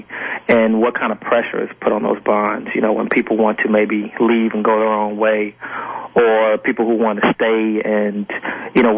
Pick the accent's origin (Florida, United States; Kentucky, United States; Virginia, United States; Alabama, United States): Alabama, United States; Montgomery; I grew up in Montgomery, and my family grew up in Mobile